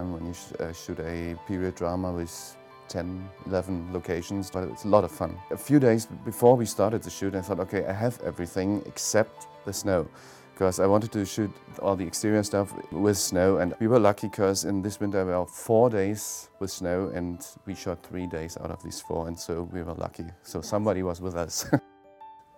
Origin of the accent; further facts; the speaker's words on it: East Germany, Germany; I grew up in East Germany